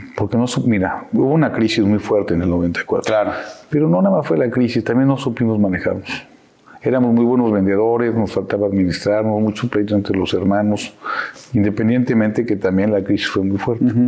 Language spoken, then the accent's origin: Spanish; Querétaro, Mexico; also born or lived in Orizaba, Veracruz / Mexico City; nací en Orizaba en el 69, tengo 53 años. Y, llegamos a Querétaro cuando yo tenía nueve años. Llevo 44 años ya viviendo en Querétaro